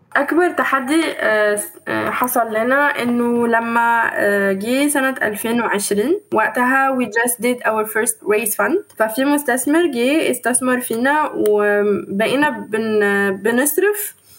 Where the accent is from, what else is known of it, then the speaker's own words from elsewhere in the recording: Egypt; moved away; also born or lived in Tunisia; أنا بقى أفتخر وأقول إني بنت مصر